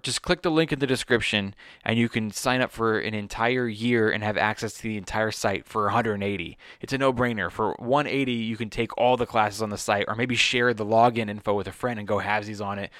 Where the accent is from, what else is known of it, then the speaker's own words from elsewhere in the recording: Los Angeles, California, United States; I grew up here in Sherman Oaks